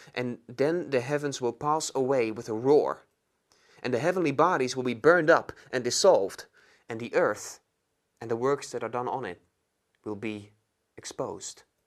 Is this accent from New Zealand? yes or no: no; Netherlands; moved away as an adult; now in London, United Kingdom; I'm from the Netherlands, and I'm studying at London School of Theology